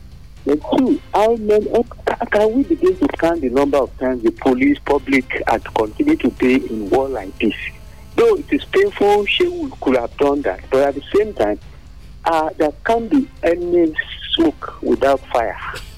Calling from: Abuja, Federal Capital Territory, Nigeria; from Abuja.

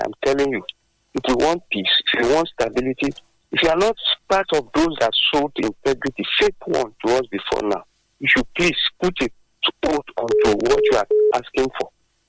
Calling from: Abeokuta, Ogun State, Nigeria; from Abeokuta.

